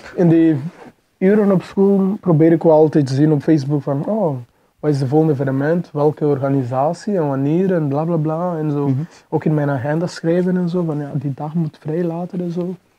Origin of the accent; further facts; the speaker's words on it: Mozambique; now in Belgium; ik ben geboren in Mozambique